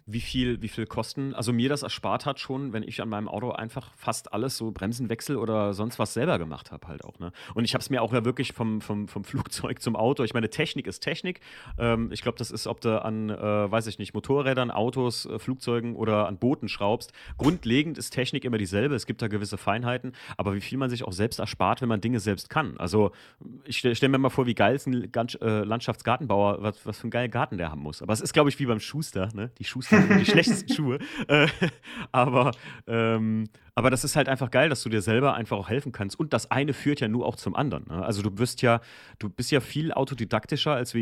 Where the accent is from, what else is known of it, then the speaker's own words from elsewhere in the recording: Germany; ich bin ja in der Mosel aufgewachsen